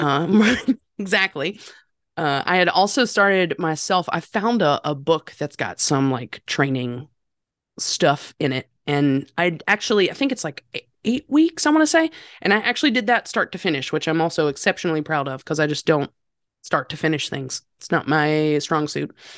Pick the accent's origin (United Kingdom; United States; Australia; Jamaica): United States; North Carolina; I am from North Carolina.